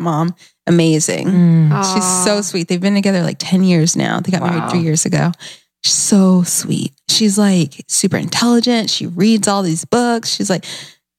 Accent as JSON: {"language": "English", "town": "Alpharetta", "region": "Georgia", "country": "United States", "tie": "born or raised there", "also_born_or_lived": "Gwinnett County, Georgia / Norcross, Georgia / Atlanta, Georgia", "moved": "yes", "said": "So I grew up in Alpharetta, but I actually never lived in Alpharetta."}